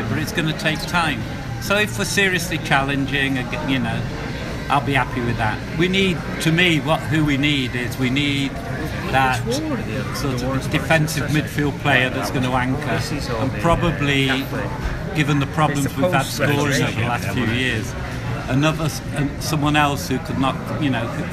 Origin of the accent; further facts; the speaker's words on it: Manchester, North West England, United Kingdom; now in Chicago, United States; I live in Chicago mostly now, but I come from Manchester originally.